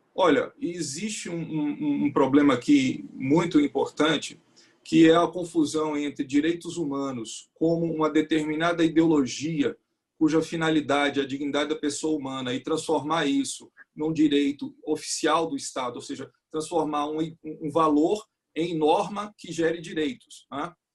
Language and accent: Portuguese; Northeast Region, Brazil; Eu mesmo sou nordestino